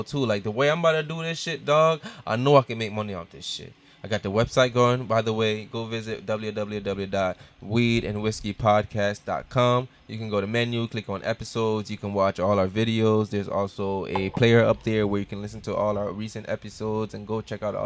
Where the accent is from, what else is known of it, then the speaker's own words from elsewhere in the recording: Jamaica; as a Jamaican